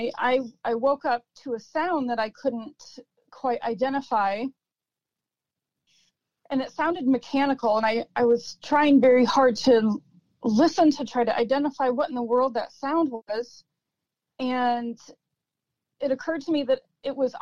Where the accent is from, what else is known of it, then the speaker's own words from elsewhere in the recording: Mackinac Straits, Upper Peninsula, Michigan, United States; also born or lived in Detroit area, Michigan / Marquette, Michigan; I was born in the Detroit area and raised in the Mackinac Straits, Upper Peninsula area